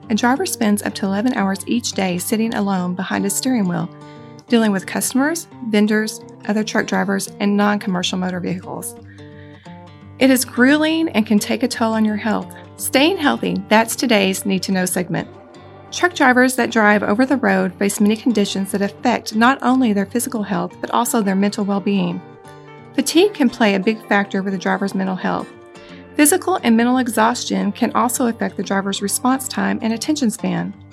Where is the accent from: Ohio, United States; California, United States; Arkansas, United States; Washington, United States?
Arkansas, United States; Beebe; So I'm from Beebe, Arkansas, which is kind of where Oakley started, you know, back in the 60s.